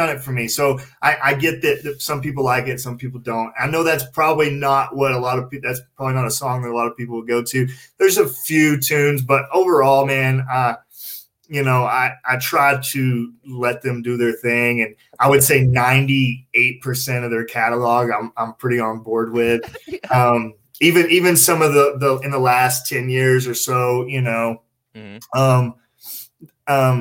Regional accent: Southern Oklahoma, United States; Me and you both growing up in Southern Oklahoma

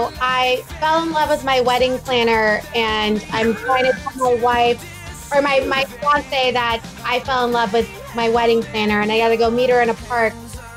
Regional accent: Texas, United States; I'm from Texas

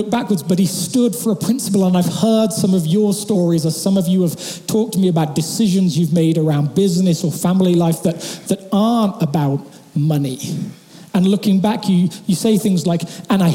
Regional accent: England, United Kingdom; moved away; my hometown back in England

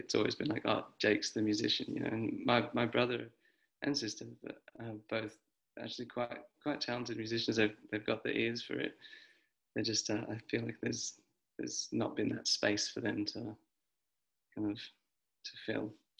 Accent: New Zealand; now in Australia; No, I mean it's been tricky because I am not an Australian citizen.

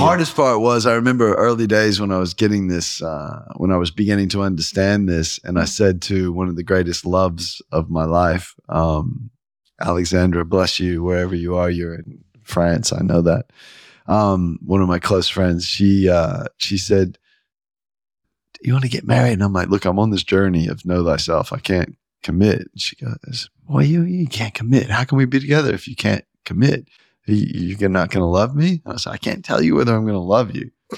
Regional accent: the Bible Belt, United States; I grew up in the Bible Belt

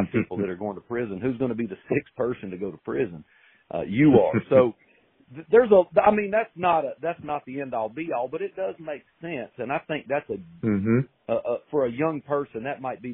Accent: Hendersonville, North Carolina, United States; born and raised in Hendersonville

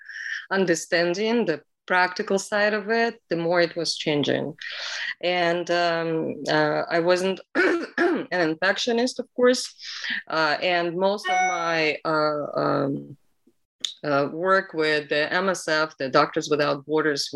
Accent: Saint Petersburg, Russia; moved away; also born or lived in Bellevue, Washington, United States; I came back to Russia for personal reasons and live here ever since, back in my hometown, St. Petersburg.

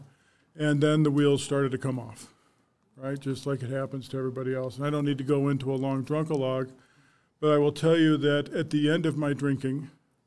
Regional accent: Arvada, Colorado, United States; I was born and raised in Arvada, Colorado. Lived there my whole life

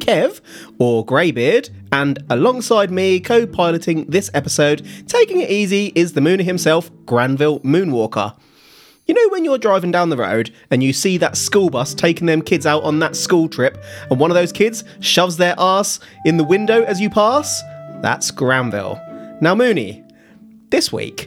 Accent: United Kingdom; We're British, and in Britain, we pronounce that Tosa

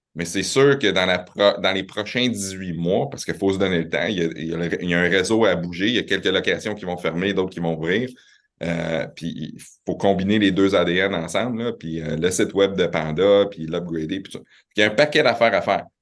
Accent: Quebec City, Quebec, Canada; also born or lived in Laval / Montreal; je suis né à Laval, euh, mes parents viennent de Montréal, ça a déménagé à Québec, j'avais trois ans

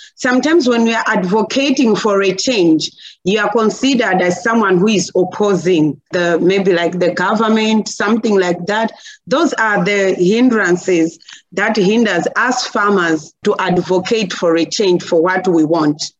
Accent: Chikwawa district, Southern Region, Malawi; from Malawi. It's in the southern part of Africa. And here in Malawi, I'm coming from Chikwawa district

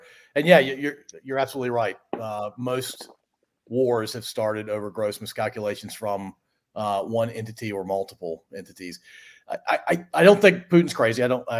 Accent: United States; as an American.

